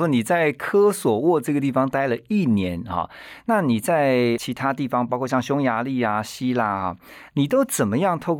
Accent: Taiwan; 你说我们台湾人

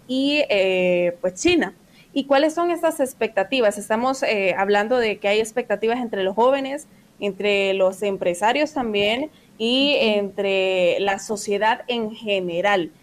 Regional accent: Honduras; yo como hondureña

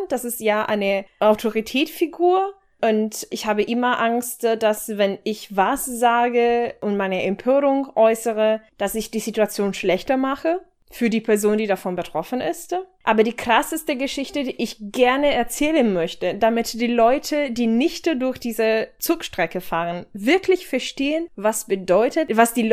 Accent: Italy; German is a second language; moved away as an adult; also born or lived in Bologna area, Italy; now in Germany; als Italienerin die in Norditalien wohnte, habe ich, äh, also in der Umgebung von Bologna

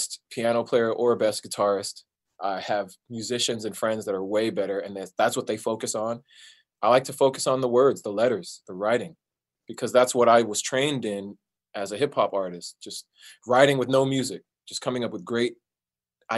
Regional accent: Southern California, United States; I was born in Southern California. So I've lived in Southern California my whole life.

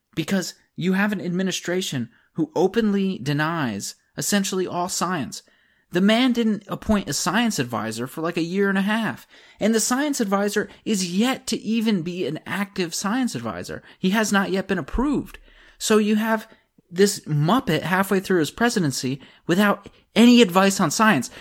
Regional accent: Pennsylvania, United States; I'm from Pennsylvania

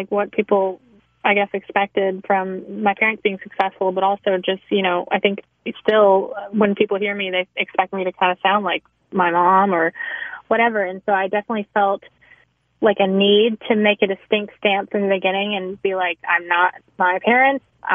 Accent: Nashville, Tennessee, United States; moved away as an adult; now in Los Angeles, United States; I grew up in Nashville, you know, I was born and raised there

